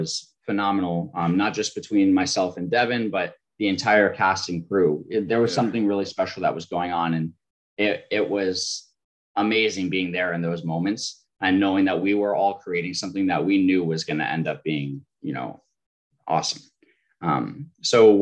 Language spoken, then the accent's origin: English; Florida, United States; I was born and raised in Florida